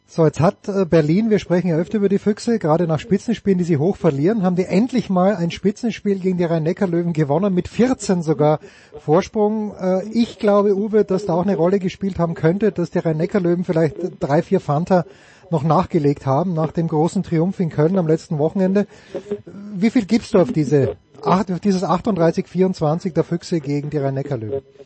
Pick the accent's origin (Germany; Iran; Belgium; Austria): Austria; als Österreicher